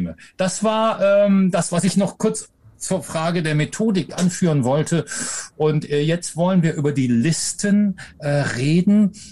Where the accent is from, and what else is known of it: Rhineland, Germany